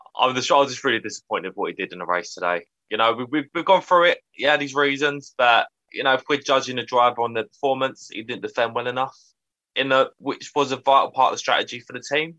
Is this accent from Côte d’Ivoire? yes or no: no; United Kingdom; as a British Formula One fan